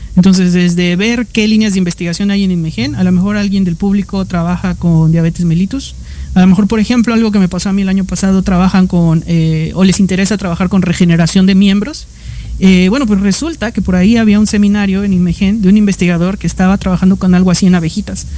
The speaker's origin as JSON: {"language": "Spanish", "country": "Mexico", "said": "yo no soy el único mexicano"}